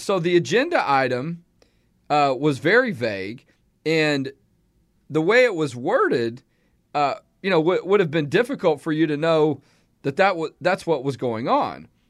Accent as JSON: {"language": "English", "town": "Houston", "region": "Texas", "country": "United States", "tie": "born or raised there", "moved": "as an adult", "lives_now": "Central Texas, United States", "said": "growing up in Houston myself"}